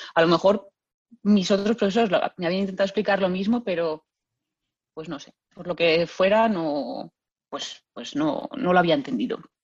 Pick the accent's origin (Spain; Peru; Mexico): Spain; Lugo, Galicia; yo soy de Lugo y, bueno, desde chiquitita en mi casa pues ha habido mucha música